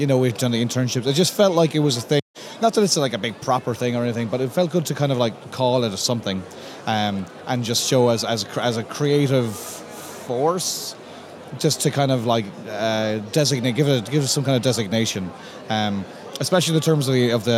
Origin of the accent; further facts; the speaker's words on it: Limerick, Munster, Ireland; I grew up around Limerick, and then when I was like in my teens, I went to art college in Limerick